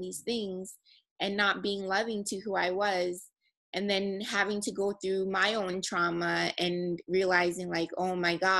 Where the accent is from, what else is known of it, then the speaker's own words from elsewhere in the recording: Nigeria; a Nigerian female. You know, growing up in a culture